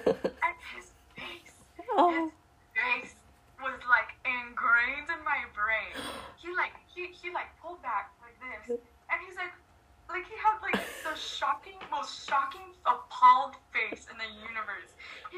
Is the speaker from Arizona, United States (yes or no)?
no; Los Angeles, California, United States; I'm from LA.